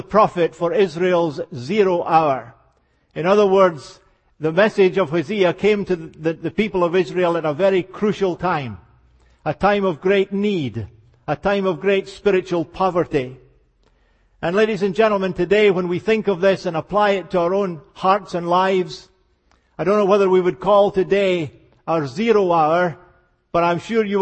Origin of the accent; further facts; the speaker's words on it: Scotland, United Kingdom; accent: Scottish; as you can hear, I was born and raised in Scotland.